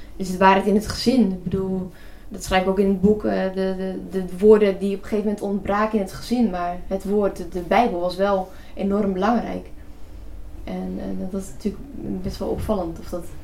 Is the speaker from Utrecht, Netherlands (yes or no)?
no; North Brabant, Netherlands; accent: not so broad Brabants; Mijn vader is niet, niet Brabants, dus wij, ik ben nog, ik ben niet zo plat opgevoed